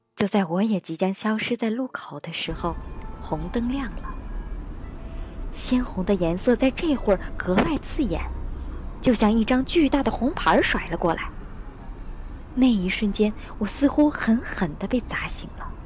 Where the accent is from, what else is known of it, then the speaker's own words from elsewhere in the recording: China; moved away as an adult; now in Japan; 我是中国来的留学生